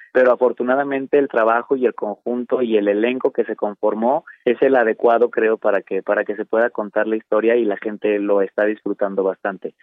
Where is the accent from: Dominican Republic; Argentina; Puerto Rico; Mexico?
Mexico; Guadalajara, Jalisco; also born or lived in Torreón, Coahuila; yo soy de Torreón, Coahuila, pero me crié en Guadalajara, me formé en Guadalajara